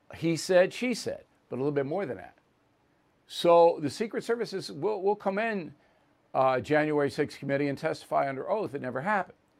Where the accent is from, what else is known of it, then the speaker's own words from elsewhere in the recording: United States; as an American